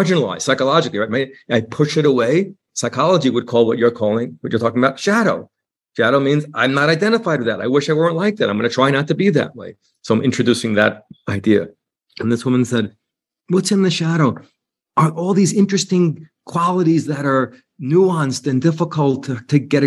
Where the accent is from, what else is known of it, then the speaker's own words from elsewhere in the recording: New York City, New York, United States; I'm a New Yorker